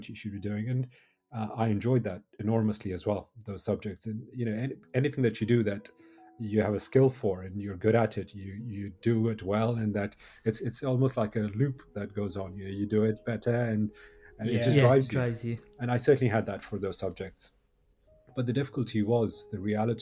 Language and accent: English; Jammu and Kashmir, India; I grew up in Kashmir